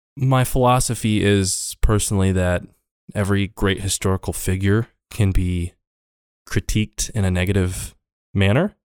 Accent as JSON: {"language": "English", "town": "Hardin", "region": "Montana", "country": "United States", "tie": "born or raised there", "also_born_or_lived": "Crow Agency, Montana / Laurel, Montana", "said": "I grew up in Montana, uh, in Hardin specifically."}